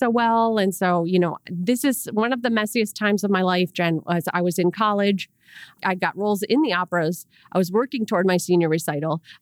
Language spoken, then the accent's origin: English; Rochester, New York, United States; I'm from Rochester, New York, by the way.